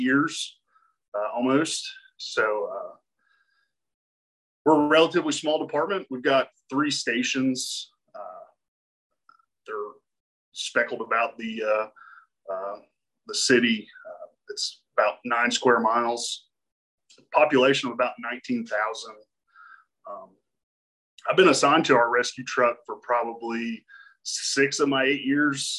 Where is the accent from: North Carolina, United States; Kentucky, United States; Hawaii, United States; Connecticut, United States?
Kentucky, United States; Lexington; I'm from originally from Lexington, Kentucky